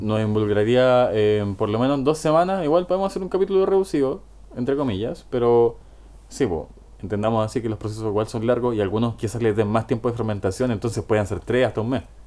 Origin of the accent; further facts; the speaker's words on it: Chillán, Ñuble, Chile; moved away; Yo me fui hace 8 años de Chillán, 9 años más o menos. No, más, hace 10 años ya de Chillán. Y volví hace, puta, comienzo de pandemia, marzo de 2020.